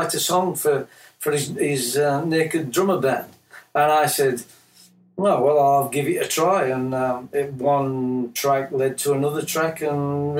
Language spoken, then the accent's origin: English; Yorkshire and the Humber, United Kingdom; moved away as an adult; now in Tauranga, New Zealand; I come from Yorkshire, England.